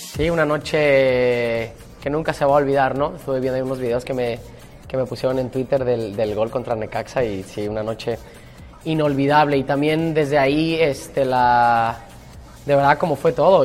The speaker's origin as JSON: {"language": "Spanish", "country": "Mexico", "moved": "yes", "said": "nosotros mismos los mexicanos"}